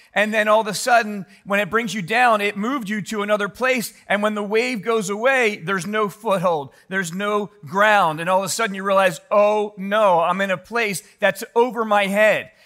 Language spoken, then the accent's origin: English; Philadelphia, Pennsylvania, United States; growing up in Philly